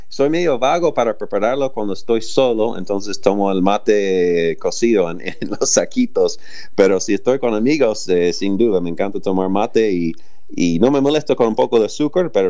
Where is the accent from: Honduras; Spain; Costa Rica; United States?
United States; Spanish is a second language; now in Argentina; por qué vivo acá en Argentina si soy de Estados Unidos